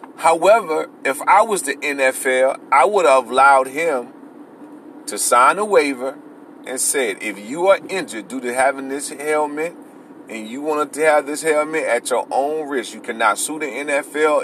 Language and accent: English; Florida, United States; I'm from the same type of neighborhood Antonio Brown from. I'm from Florida